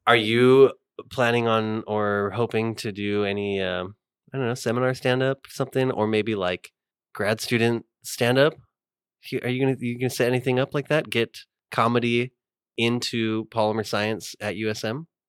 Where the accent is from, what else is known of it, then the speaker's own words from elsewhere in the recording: California, United States; moved away as an adult; now in Hattiesburg, United States; I'm from California.